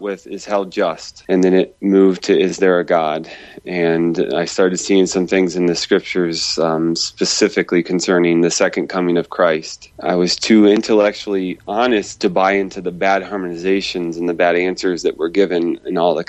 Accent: Midwest, United States; I'm from the Midwest in America

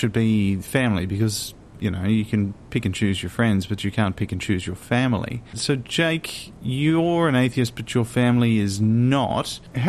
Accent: Australia; also born or lived in France; no, I'm Australian.

